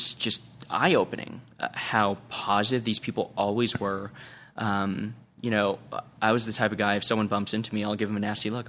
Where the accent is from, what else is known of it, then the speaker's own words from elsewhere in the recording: East Coast, United States; You know, I come from the East Coast where everyone's just kind of a little uptight and we walk a little too fast.